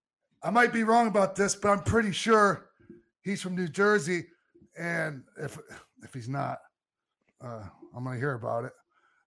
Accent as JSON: {"language": "English", "town": "Toronto", "region": "Ontario", "country": "Canada", "said": "I'm from Toronto, Canada."}